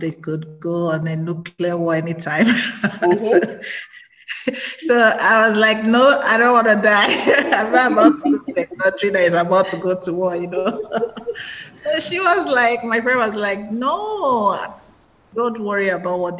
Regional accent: southeastern Igbo area, South East, Nigeria; now in South Korea; I'm from Nigeria, actually the southeastern tribe of Igbo. It's in the southeastern part of Nigeria

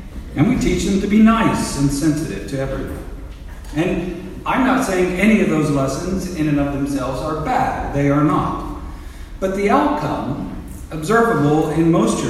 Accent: United States

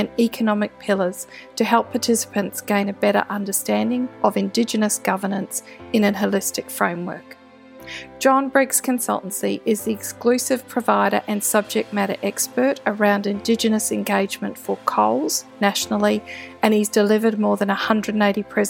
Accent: New Zealand; moved away as an adult; now in Australia; As someone who grew up in New Zealand and didn't move to Australia until my early 20s

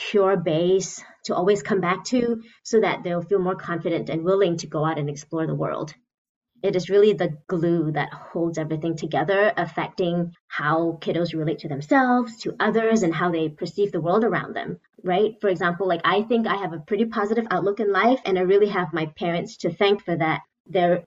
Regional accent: Malaysia; moved away as an adult; also born or lived in Seattle, Washington / Michigan; now in Grand Rapids, United States; I was born and raised in Malaysia

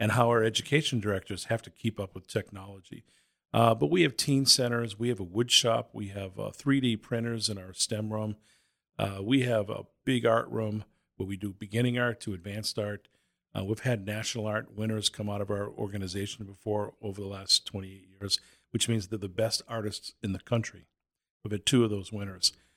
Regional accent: Boston, Massachusetts, United States; moved away; also born or lived in Southern New Hampshire; I was born and raised in Boston, later on lived in Southern New Hampshire.

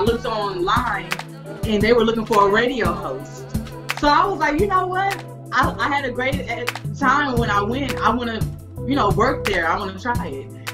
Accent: Houston, Texas, United States; born and raised in Houston, Texas

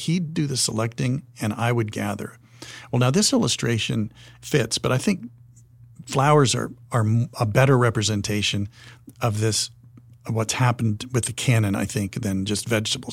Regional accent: Wyoming, United States; I'm from Wyoming, and we would visit my grandparents' place in Buffalo, Wyoming

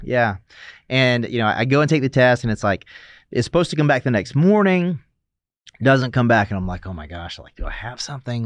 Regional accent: South Carolina, United States; moved away as an adult; now in Los Angeles, United States; growing up in South Carolina, we went to church on Wednesdays, Sunday, Sunday night

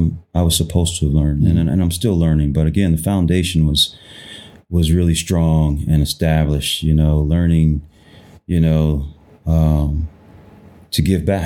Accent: Columbus, United States; It was interesting, to say the least.

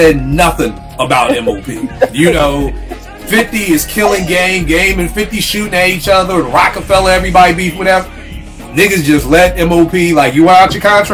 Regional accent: Philadelphia, Pennsylvania, United States; Growing up in Philly

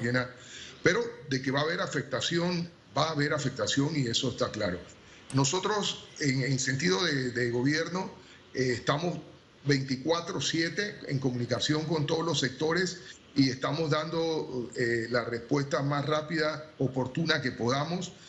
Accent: Panama; como panameño

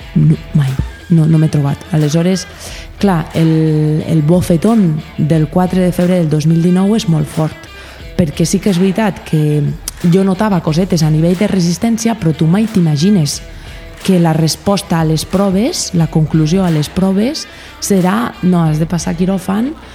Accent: Andorra; I jo sóc andorrana

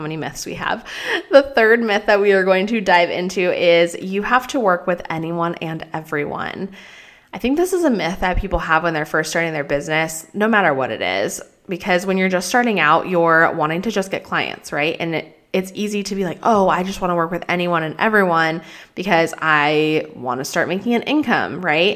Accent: Colorado, United States; moved away; Colorado, which is where I am from, where I grew up

